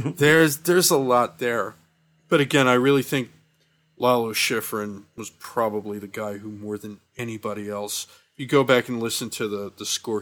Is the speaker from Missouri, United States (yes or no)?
no; Philadelphia, Pennsylvania, United States; my hometown, Philadelphia.